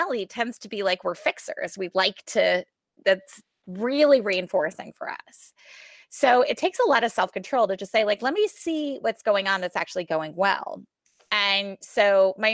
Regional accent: New York, United States; I'm from New York

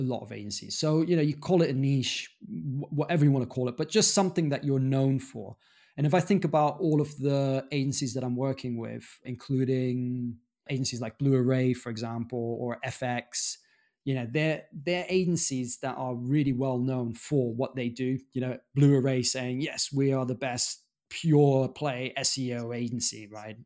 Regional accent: Germany; moved away as an adult; also born or lived in London / Dominican Republic (father's origin); I grew up in Germany

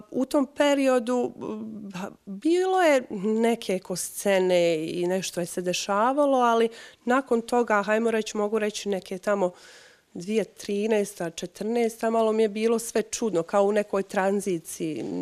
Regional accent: Kupres, Federation of Bosnia and Herzegovina, Bosnia & Herzegovina; also born or lived in Osijek / Mostar; sam porijeklom iz Kupresa

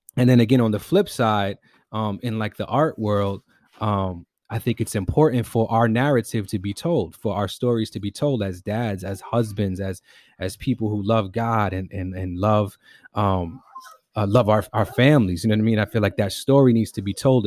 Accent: New York City, New York, United States; also born or lived in East Harlem; I grew up in the Bronx, was born in East Harlem, grew up in the Bronx

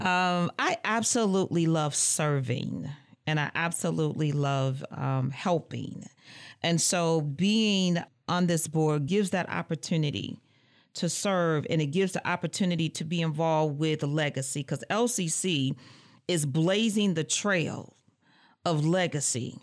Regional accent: Muskegon Heights, Michigan, United States; moved away as an adult; also born or lived in Lansing, Michigan; I hail from Muskegon Heights, Michigan

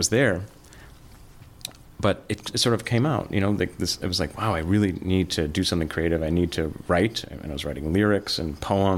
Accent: near Detroit, Michigan, United States; moved away as an adult; also born or lived in New York; now in Minneapolis, United States; growing up near Detroit

